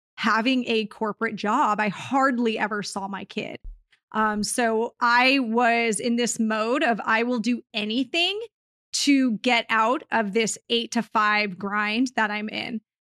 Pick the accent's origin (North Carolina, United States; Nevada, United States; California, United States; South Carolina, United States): California, United States; Southern; into my hometown because I haven't bought and property here in Southern California in a few years